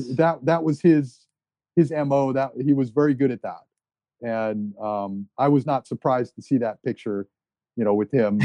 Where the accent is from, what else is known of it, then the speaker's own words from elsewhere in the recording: New Jersey, United States; so originally we are from New Jersey.